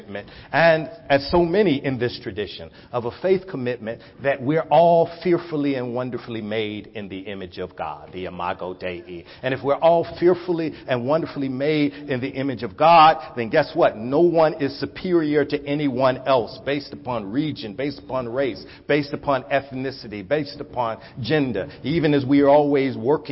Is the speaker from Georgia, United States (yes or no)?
yes; Atlanta, Georgia, United States; also born or lived in North Carolina; I am a product of Atlanta, Georgia. I grew up between Atlanta and North Carolina. Both of my parents are from North Carolina, and I was raised in Atlanta, running up and down the road